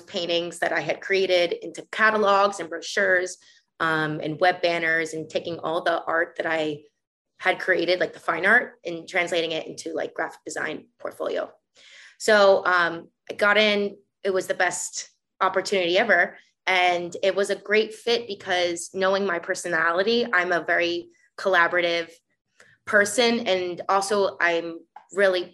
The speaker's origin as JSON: {"language": "English", "region": "South Florida", "country": "United States", "tie": "born or raised there", "also_born_or_lived": "Minneapolis, Minnesota / New York", "moved": "as an adult", "said": "I was born and raised in Florida, South Florida"}